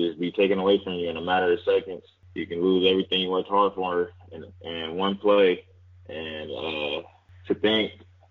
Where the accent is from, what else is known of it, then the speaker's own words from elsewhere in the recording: Fresno, California, United States; moved away as an adult; I'm a kid from Fresno